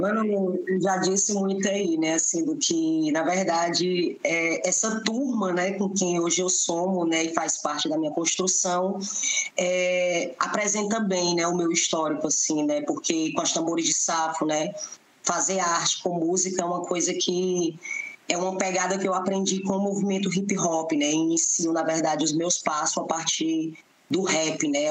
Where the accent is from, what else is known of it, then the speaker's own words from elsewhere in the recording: Fortaleza, Ceará, Brazil; sou moradora né, de periferia, nasci e me criei no Beco da Galinha